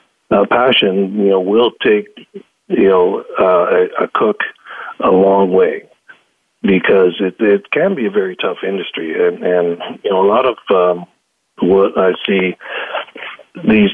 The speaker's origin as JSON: {"language": "English", "town": "Powell River", "region": "British Columbia", "country": "Canada", "tie": "born or raised there", "said": "I grew up in Powell River, BC."}